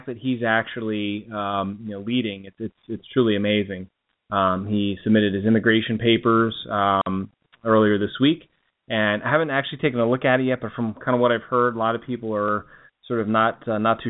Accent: Delaware, United States; I'm from Delaware

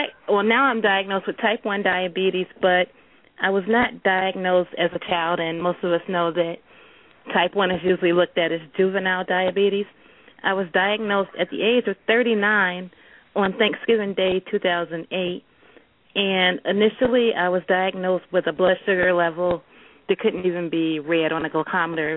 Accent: Detroit, Michigan, United States; now in Grand Rapids, United States; I am from Detroit. Originally from Detroit, living in Grand Rapids now.

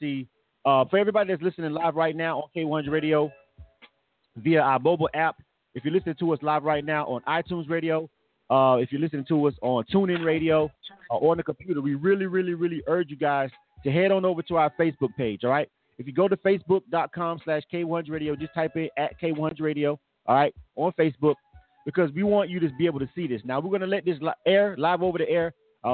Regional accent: Panama City, Florida, United States; moved away; I came down to Panama City, back to my hometown to work with the project

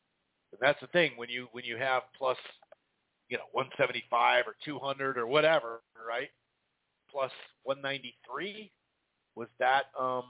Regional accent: Philippines; And I'm Filipino, and everybody watching the fight is Filipino.

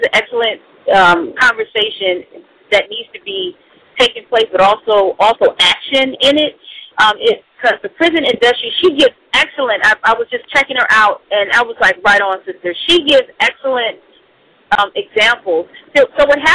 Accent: United States; As an American

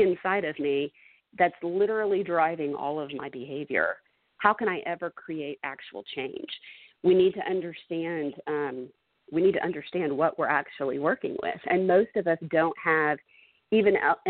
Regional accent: Dallas, Texas, United States; growing up in Dallas, which historically has been a very segregated city

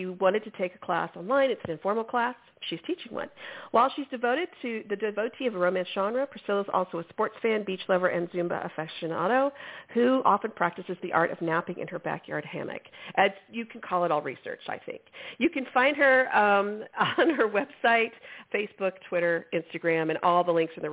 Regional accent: Houston, Texas, United States; now in San Antonio, United States; We grew up in Houston

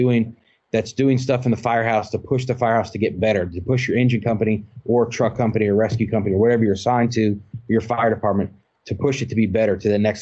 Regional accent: Augusta County, Virginia, United States; I came from Augusta County, a small community

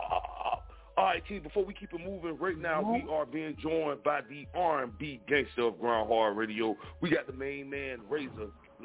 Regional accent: Florida, United States; I feel like I'm from Florida

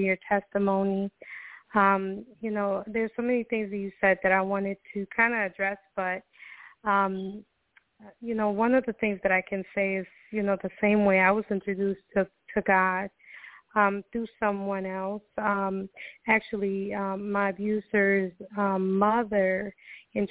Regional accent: Costa Rica; now in United States; I'm originally from Costa Rica

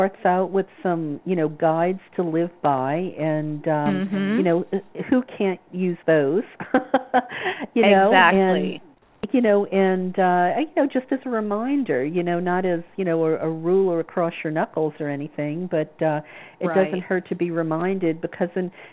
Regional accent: the South, United States; I grew up in the South

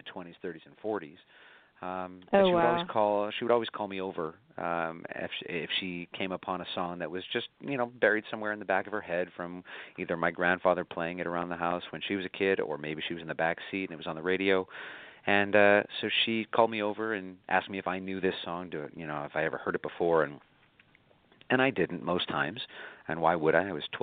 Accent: Buffalo, New York, United States; moved away as an adult; now in New York, United States; my hometown of Buffalo, where I grew up

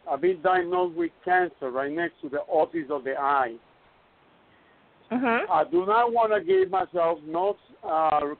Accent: New York, United States; moved away as an adult; now in Puerto Rico; I grew up in New York.

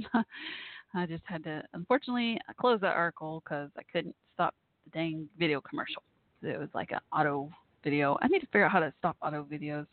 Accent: Texas, United States; my home state here of Texas

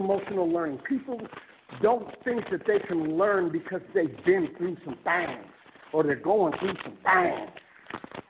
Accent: Fresno, California, United States; I was born in Fresno

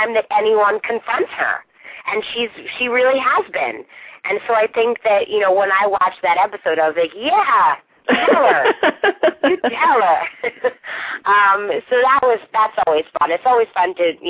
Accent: the North, United States; now in Los Angeles, United States; I'm from the North, so I'm not from the South

